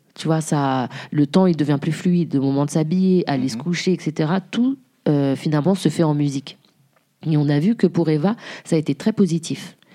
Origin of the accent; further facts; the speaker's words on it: Jouy-le-Moutier, Île-de-France, France; also born or lived in Haiti; je viens de la région parisienne, Île-de-France, euh, moutier une petite ville qui s'appelle jouy moutier à côté de Cergy